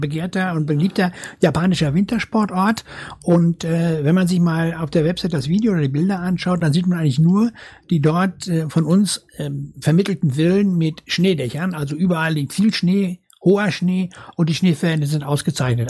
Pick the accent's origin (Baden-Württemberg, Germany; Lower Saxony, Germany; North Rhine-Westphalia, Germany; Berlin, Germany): North Rhine-Westphalia, Germany; also born or lived in Dortmund; ich komme aus Westfalen.